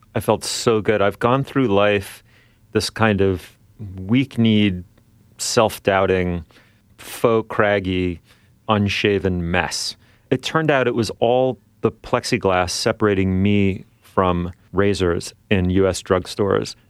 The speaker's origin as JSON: {"language": "English", "town": "New York City", "region": "New York", "country": "United States", "tie": "born or raised there", "moved": "yes", "lives_now": "Toronto, Canada", "said": "I grew up in New York City"}